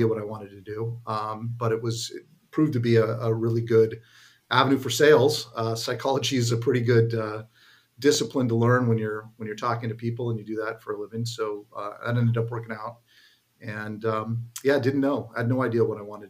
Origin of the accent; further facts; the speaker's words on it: San Jose, California, United States; also born or lived in Santa Clara, California; now in Danville, United States; I grew up in the San Jose area